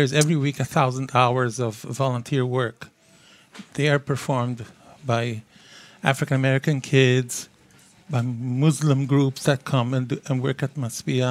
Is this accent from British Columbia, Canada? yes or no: no; Montreal, Quebec, Canada; moved away as an adult; now in New York, United States; I hail from Montreal. I've been here 40 years